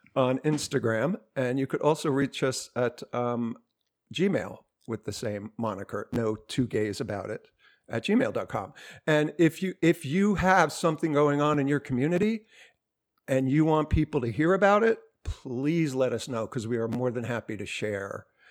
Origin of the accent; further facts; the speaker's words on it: New Jersey, United States; I'm from New Jersey